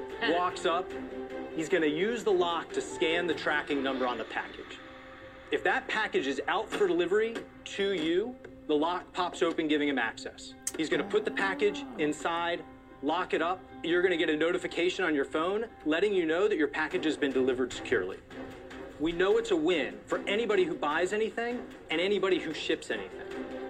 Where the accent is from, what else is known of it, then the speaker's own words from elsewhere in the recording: Atlanta, Georgia, United States; I'm from Atlanta, Georgia